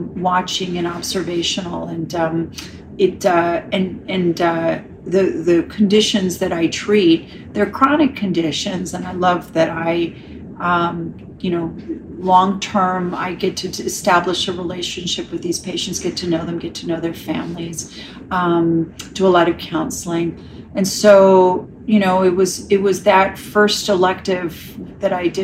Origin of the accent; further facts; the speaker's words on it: New York City, New York, United States; moved away as an adult; also born or lived in Ireland / Chicago; now in Los Angeles, United States; Born and raised in New York City